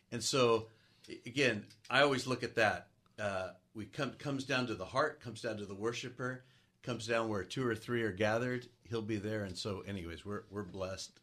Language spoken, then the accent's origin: English; San Gabriel area, California, United States; also born or lived in Oregon / North Carolina; I grew up in the San Gabriel area. having moved down from Oregon when I was young, and getting to be back in the area where I grew up